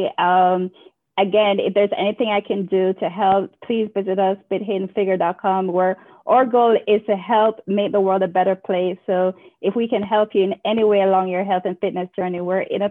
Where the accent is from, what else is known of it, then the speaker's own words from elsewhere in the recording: Kingston, Jamaica; moved away as an adult; now in United States; I'm from Kingston, Jamaica, and, you know, I was born in 1981.